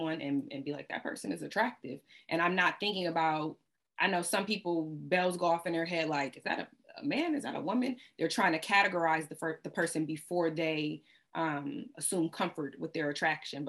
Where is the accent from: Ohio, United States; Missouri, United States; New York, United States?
Ohio, United States; moved away as an adult; also born or lived in Washington, D.C.; I'm from Ohio